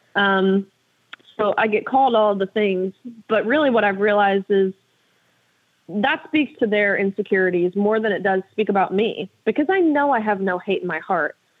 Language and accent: English; Tennessee, United States; my home state of Tennessee